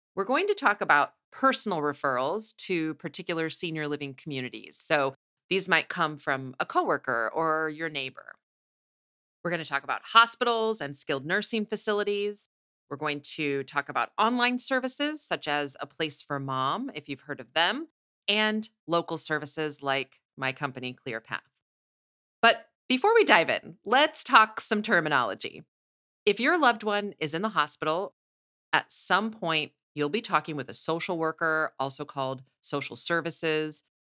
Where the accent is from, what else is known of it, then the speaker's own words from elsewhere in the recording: Midwest, United States; I'm from the Midwest, so I'm a hugger